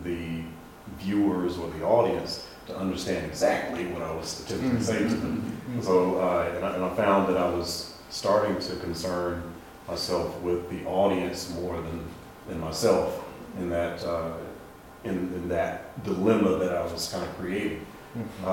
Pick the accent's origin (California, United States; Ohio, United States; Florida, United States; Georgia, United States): Ohio, United States; Dayton; I'm originally from Dayton, Ohio